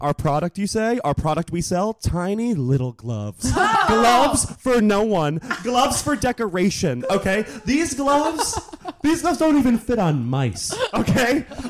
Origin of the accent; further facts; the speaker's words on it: Connecticut, United States; as a Northeasterner, I'm from Connecticut.